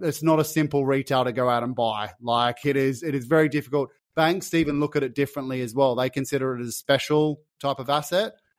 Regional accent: Sydney, New South Wales, Australia; I grew up in Sydney's West.

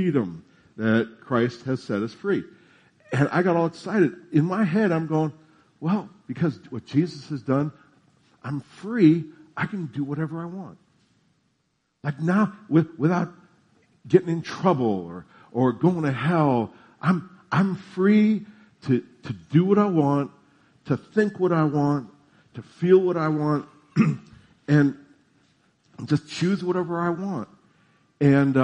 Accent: New Jersey, United States; I'm from New Jersey

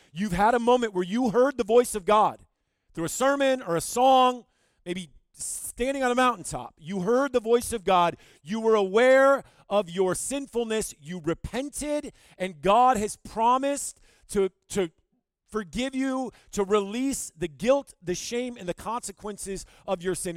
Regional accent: Owosso, Michigan, United States; moved away as an adult; now in Rapid City, United States; I'm from Michigan. I grew up in Owasso, Michigan, right in the middle of the state

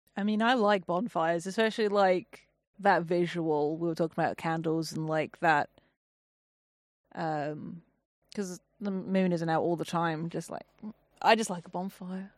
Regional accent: England, United Kingdom; I'm English

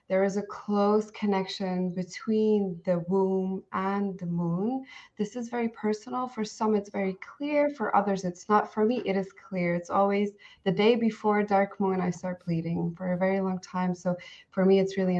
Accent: Belgium; I'm from Belgium.

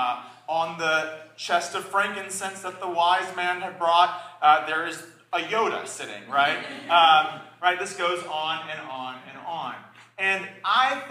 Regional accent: the South, United States; I was raised in the South

